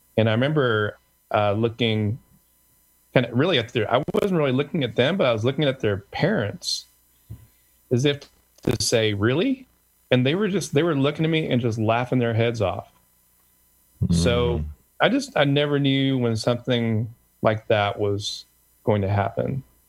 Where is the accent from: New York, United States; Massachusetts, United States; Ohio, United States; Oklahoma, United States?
Oklahoma, United States; Tulsa; being the son of Korean immigrants of all places in the country. I grew up in Tulsa, Oklahoma